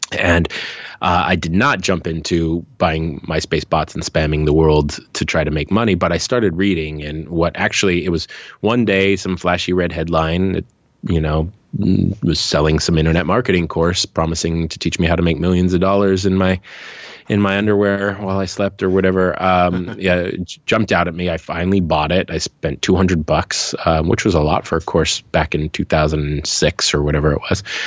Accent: Hawaii, United States; moved away; also born or lived in Seattle / Los Angeles; I'm from Hawaii. I left my small town, moved to mm. the mainland, went to Seattle first, later to Los Angeles

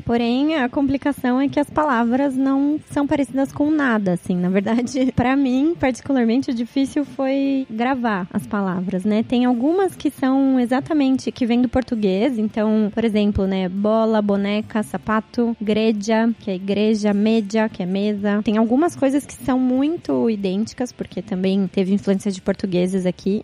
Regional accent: Piracicaba, São Paulo, Brazil; moved away as an adult; now in Indonesia; eu sou do interior de São Paulo, sou de Piracicaba, estou fora do país faz uns oito anos

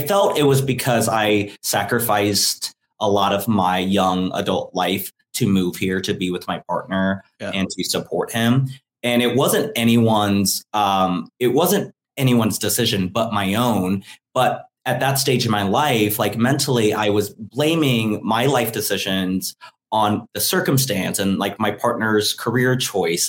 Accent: Atlanta, Georgia, United States; moved away as an adult; now in New Orleans, United States; growing up in Atlanta

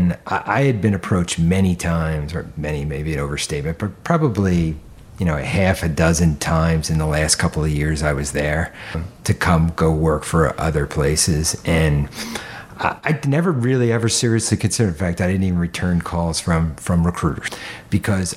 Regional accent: Philadelphia, Pennsylvania, United States; I grew up in suburban Philadelphia

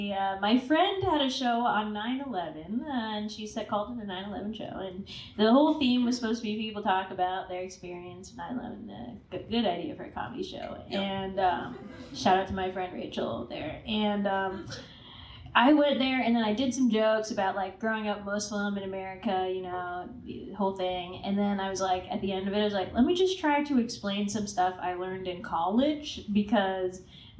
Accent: Virginia, United States; accent: Southern; also born or lived in Pakistan / South Carolina; I was in Virginia, the suburbs of Virginia.

